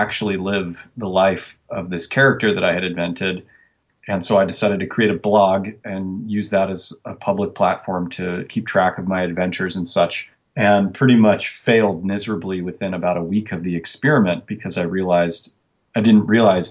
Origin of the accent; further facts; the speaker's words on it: Portland, Oregon, United States; born and raised in Portland, Oregon